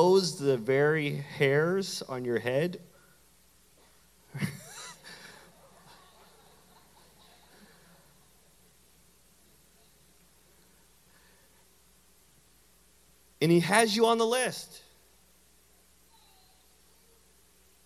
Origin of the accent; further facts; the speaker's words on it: Canada; moved away; my hometown in Canada